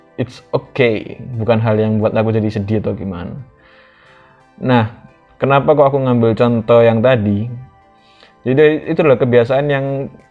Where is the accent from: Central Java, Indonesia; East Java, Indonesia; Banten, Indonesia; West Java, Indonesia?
East Java, Indonesia; Surabaya; also born or lived in Menganti, Gresik / North Sumatra (Batak ancestry); di daerahku di Surabaya